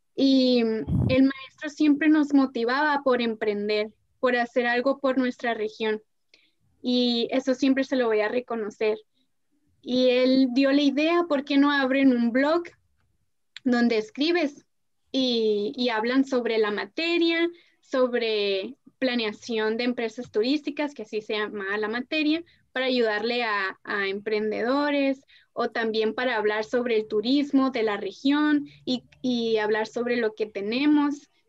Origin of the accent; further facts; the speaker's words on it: Ciudad Obregón, Sonora, Mexico; en Obregón no hay nada